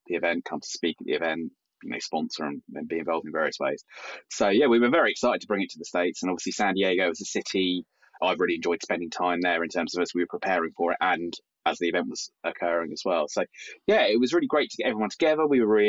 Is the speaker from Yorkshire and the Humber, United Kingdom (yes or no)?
no; Brighton, South East England, United Kingdom; in Brighton, which is sort of my hometown.